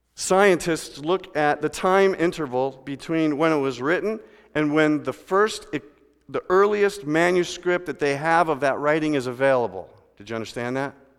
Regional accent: Midwest, United States; We're from the Midwest where they got lakes.

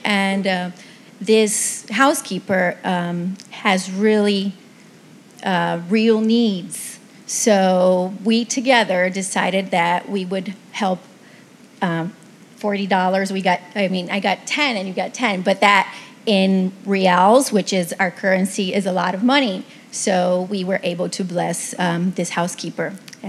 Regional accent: Brazil; moved away as an adult; now in Nashville, United States; This is Rogério, my husband. We're from Brazil, and we have arrived in Nashville two months ago.

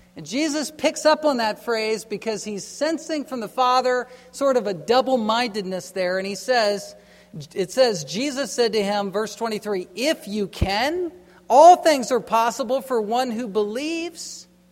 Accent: East Coast, United States; I grew up on the East Coast

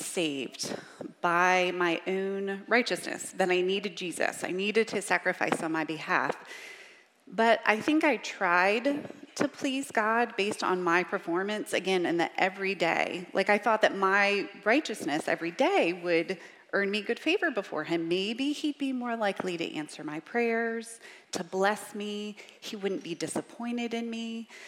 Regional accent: Richmond, Virginia, United States; I grew up in Richmond, Virginia, and I say y'all

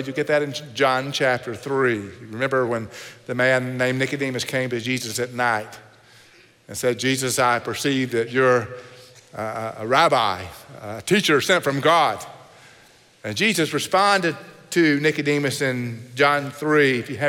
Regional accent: Oklahoma, United States; accent: Texas; moved away; also born or lived in Texas; I grew up in Oklahoma in a place called Tornado Alley.

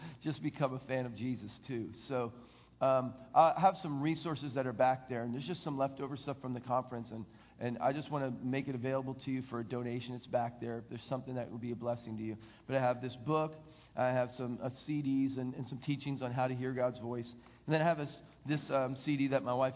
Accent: Philadelphia, Pennsylvania, United States; I grew up in the Philadelphia area

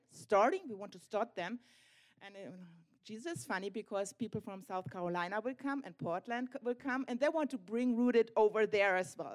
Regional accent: Germany; we are pastors from Germany

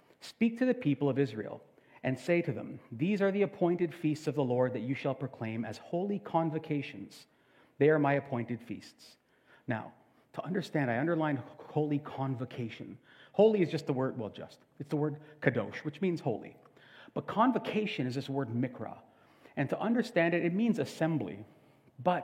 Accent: Canada; We are Canadian

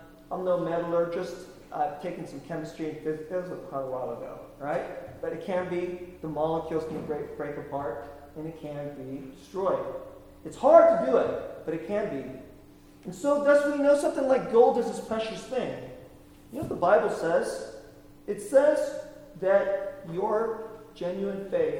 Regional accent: the Bay Area, California, United States; also born or lived in South Korea; I was born there. I grew up here in the Bay Area

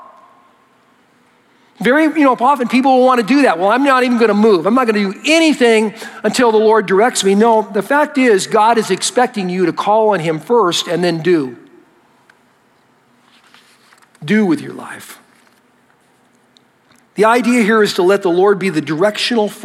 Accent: United States; I'm an American

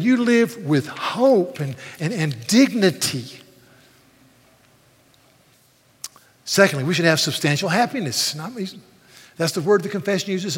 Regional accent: United States; I'm American

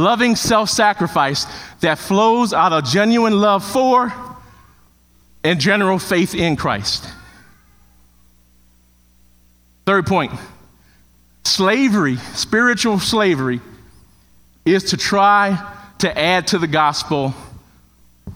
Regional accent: Chicago, Illinois, United States; Took the one in Chicago. It was in my hometown. Didn't have to move

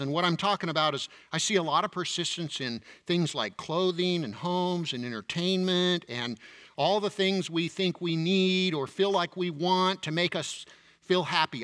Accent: United States

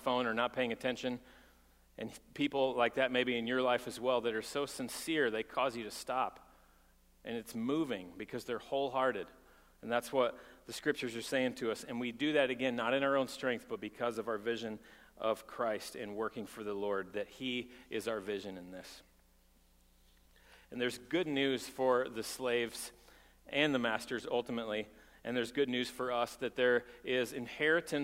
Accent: Texas, United States; I'm from Texas, and people pull up their bootstraps in Texas

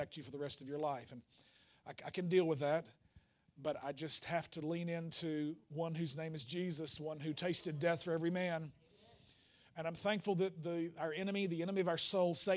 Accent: the Bible Belt South, United States; we grew up in the Bible Belt South

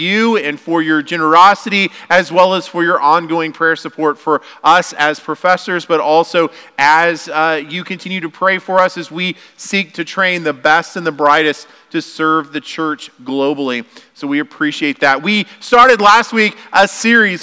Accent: United States; we're Americans

